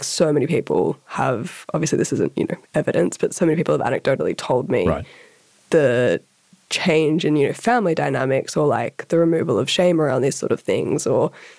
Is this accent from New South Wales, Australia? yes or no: yes; Sydney, New South Wales, Australia; moved away as an adult; I also grew up in Sydney's eastern suburbs and it's a very particular community.